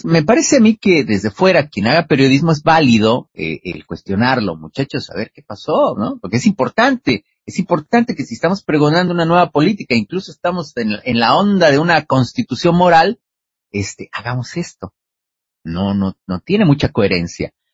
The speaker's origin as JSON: {"language": "Spanish", "country": "Mexico"}